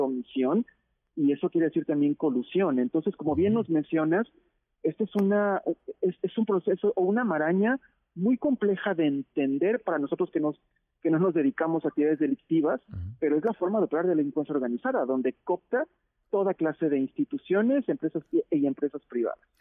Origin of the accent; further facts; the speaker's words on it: Mexico; nosotros como mexicanos y mexicanas